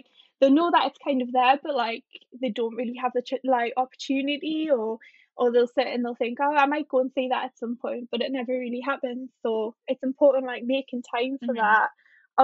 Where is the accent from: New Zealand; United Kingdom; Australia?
United Kingdom; North Tyneside, North East England; I'm from North Tyneside, so I'm the other side of the river